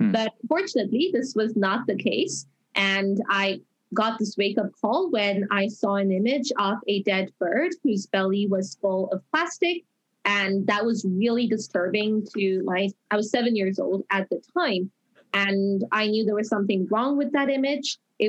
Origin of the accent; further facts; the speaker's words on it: Toronto, Ontario, Canada; I am from Toronto, Canada. I'm also the only Canadian to win the International Children's Peace Prize